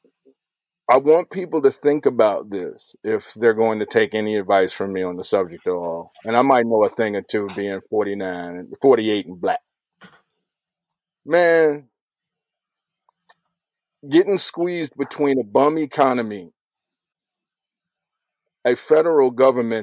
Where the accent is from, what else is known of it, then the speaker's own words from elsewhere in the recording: Chicago, Illinois, United States; I was growing up in the Shy